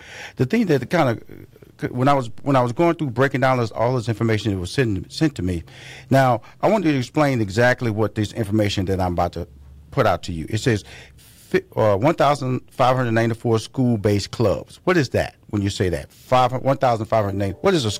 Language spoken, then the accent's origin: English; Atlanta, Georgia, United States; but you in my hometown, which is Atlanta, and also Houston, Texas.